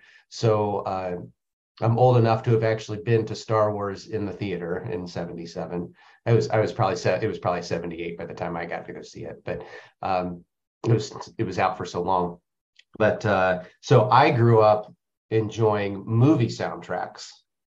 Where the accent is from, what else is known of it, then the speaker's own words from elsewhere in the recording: Indiana, United States; Born and raised in Indiana and a big geek, went to Indiana University, Eagle Scout.